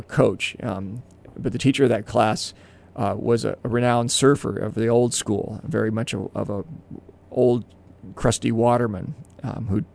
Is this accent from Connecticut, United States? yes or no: no; Southern California, United States; I was raised in Southern California in a beach community